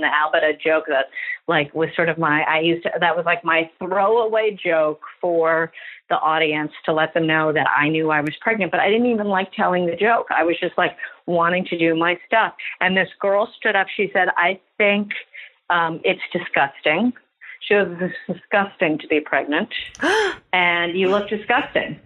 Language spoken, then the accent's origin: English; New York City, New York, United States; I've never not lived here